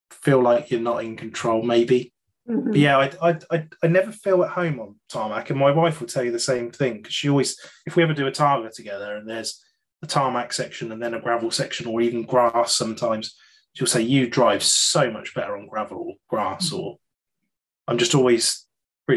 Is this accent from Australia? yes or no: no; United Kingdom; being a Brit